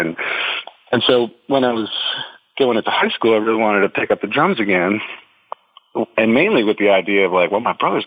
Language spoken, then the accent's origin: English; New Jersey, United States; moved away; I'm from New Jersey originally. I basically grew up in the armpit just across from Staten Island.